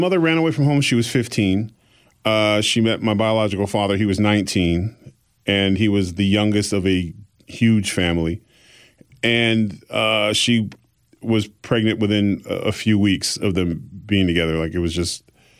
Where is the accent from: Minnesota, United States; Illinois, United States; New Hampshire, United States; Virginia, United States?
New Hampshire, United States; Exeter; born there; And so they moved them to New Hampshire. And I was born in Exeter, New Hampshire